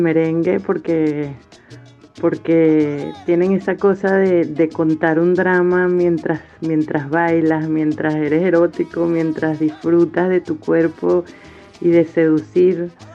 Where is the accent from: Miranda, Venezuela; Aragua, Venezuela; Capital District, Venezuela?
Miranda, Venezuela; Caracas; Yo nací en Caracas, en la clínica El Ávila, donde por cierto nacieron también mis dos hijos. Y crecí en Altamira